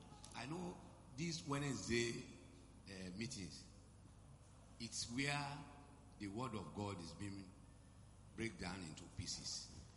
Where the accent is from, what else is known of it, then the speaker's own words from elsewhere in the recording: Osun, Nigeria; now in Lagos, Nigeria; I'm from Osun State.